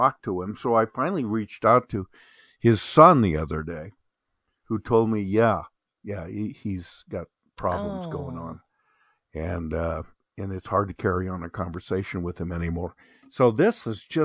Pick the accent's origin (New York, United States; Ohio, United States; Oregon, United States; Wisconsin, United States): Oregon, United States; Bend; I have had two cousins that I grew up with, here in my hometown of Bend, Oregon